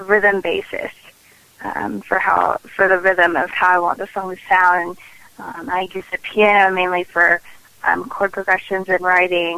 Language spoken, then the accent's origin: English; Nashville, Tennessee, United States; I am born and raised in Nashville, Tennessee, and I'm very proud and very honored to call that place my home.